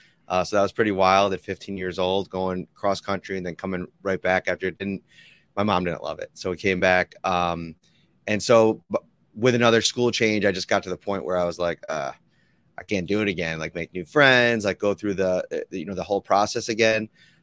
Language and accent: English; Amherst, New York, United States; Yeah, so I grew up in Amherst, New York, right outside of Buffalo.